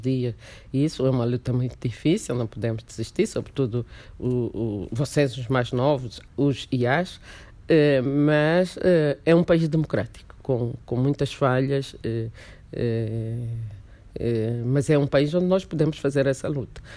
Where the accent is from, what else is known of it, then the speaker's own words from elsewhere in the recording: Angola; also born or lived in Mozambique; eu já saí de Angola com umas ideias panafricanistas